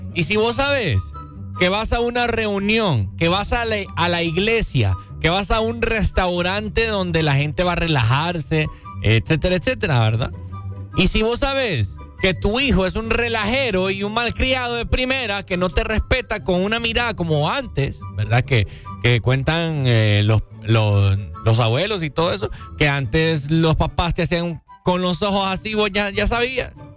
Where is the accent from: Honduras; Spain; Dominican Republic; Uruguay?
Honduras; nosotros como hondureños